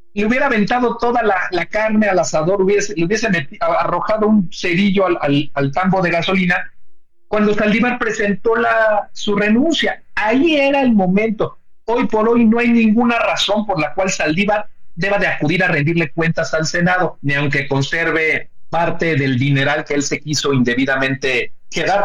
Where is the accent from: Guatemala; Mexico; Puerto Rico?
Mexico